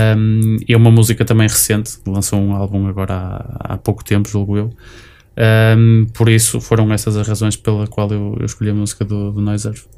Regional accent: Matosinhos, Norte, Portugal; sou de Matosinhos

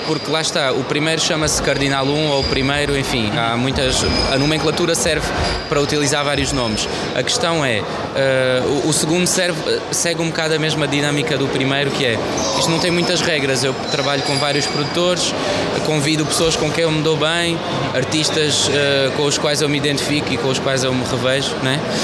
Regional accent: Paris, Île-de-France, France; now in Portugal; como toda e qualquer pessoa da minha geração cresceu em Paris, uh, cresci a ouvir as grandes referências do hip hop francês

